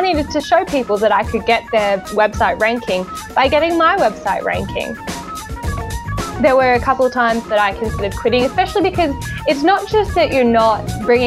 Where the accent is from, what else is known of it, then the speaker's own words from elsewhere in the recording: Hobart, Tasmania, Australia; accent: Australian; moved away as an adult; also born or lived in Brisbane, Queensland; now in Northern Virginia, United States; I was born and raised in Hobart, Tasmania